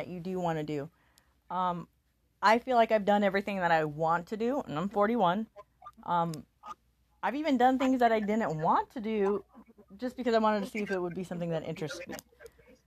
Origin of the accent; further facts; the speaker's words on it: Omaha, Nebraska, United States; moved away; I'm actually from Omaha, Nebraska